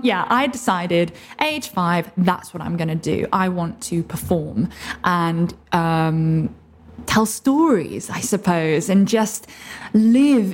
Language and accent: English; Oxford, South East England, United Kingdom; I was born in Oxford originally